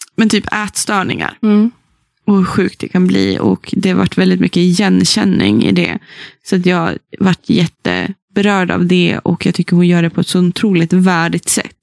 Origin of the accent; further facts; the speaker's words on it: Sollefteå, Västernorrland County, Sweden; moved away; min hemstad Sollefteå och in på den gamla bokhandeln som jag har vuxit upp